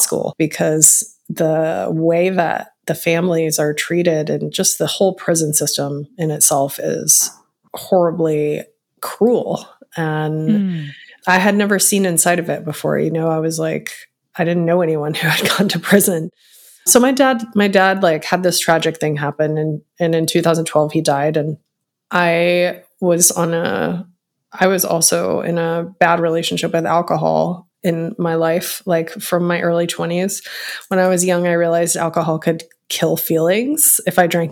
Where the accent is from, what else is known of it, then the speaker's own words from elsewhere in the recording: Texas, United States; moved away as an adult; live with my mom in my hometown in a small town in Texas